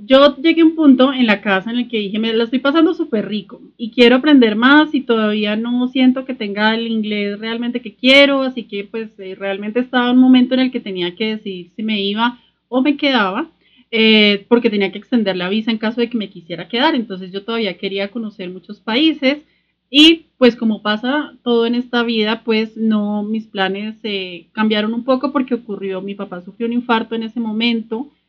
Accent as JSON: {"language": "Spanish", "town": "Sogamoso", "region": "Boyacá", "country": "Colombia", "tie": "born or raised there", "also_born_or_lived": "London", "moved": "as an adult", "said": "soy sogamoseña, que crecí muy cerca a la naturaleza, en una familia emprendedora, soy colombiana"}